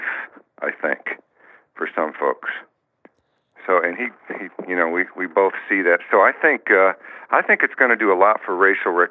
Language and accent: English; Gary, Indiana, United States; also born or lived in Los Angeles; I was born in Gary, Indiana, in the the mean streets of Gary, Indiana. Lived with my mom and, geez, how many other relatives in a two-bedroom rundown apartment